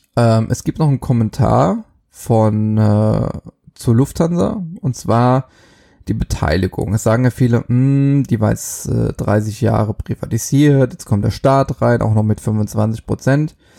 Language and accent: German; Germany; bei uns in Deutschland